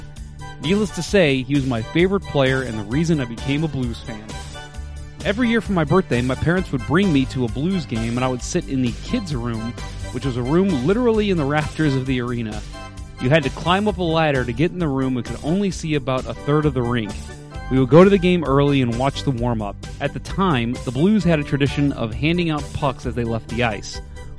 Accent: St. Louis, Missouri, United States; now in Kyoto, Japan; greetings from Kyoto, Japan, where I have lived for the last 21 years. I am originally from St. Louis

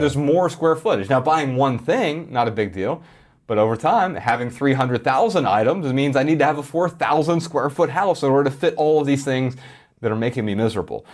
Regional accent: Columbus, Ohio, United States; Growing up in Columbus, Ohio

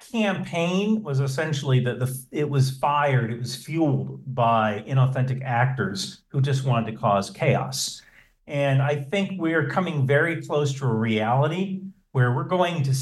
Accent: New Jersey, United States; so I, I grew up in New Jersey.

